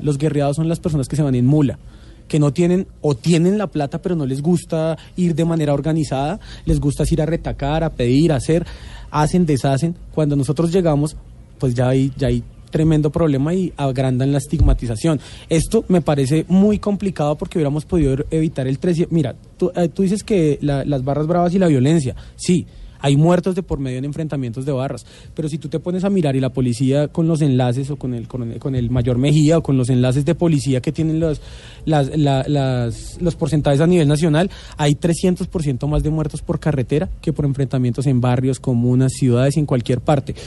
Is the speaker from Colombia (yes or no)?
yes; Bogotá, Colombia; somos rolos bogotanos al 100%